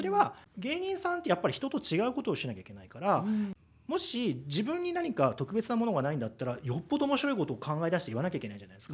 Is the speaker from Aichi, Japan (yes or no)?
no; Kyoto, Japan; moved away as an adult; now in Tokyo, Japan; 京都府のまあ出身なんですね、うん、で、まあえっと、京都で、えっと、学校を出まして、えっとまあ、就職で東京に来たんです